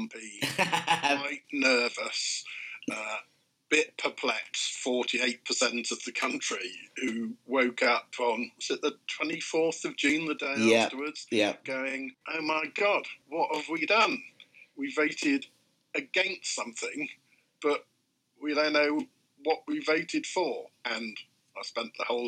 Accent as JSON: {"language": "English", "area": "near Bristol", "region": "South West England", "country": "United Kingdom", "tie": "born or raised there", "said": "I grew up near Bristol, used to go bird watching on the estuary of the Severn"}